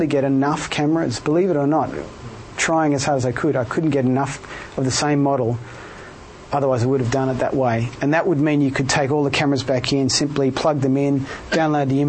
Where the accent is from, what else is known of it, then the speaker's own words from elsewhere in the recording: Melbourne, Victoria, Australia; moved away as an adult; now in Cambridge, United Kingdom; I'm from Melbourne